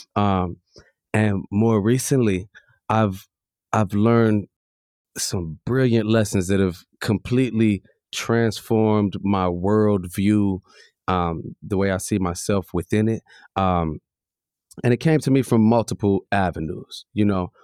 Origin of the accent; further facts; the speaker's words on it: Chicago, Illinois, United States; I come from Ghanaian heritage and a white mother and I'm from the south side of Chicago